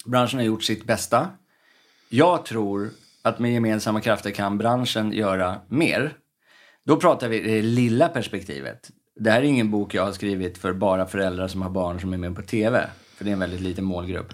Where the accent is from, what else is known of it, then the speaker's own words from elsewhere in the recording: Stockholm, Stockholm County, Sweden; uppväxten i Örnsberg, där jag växte upp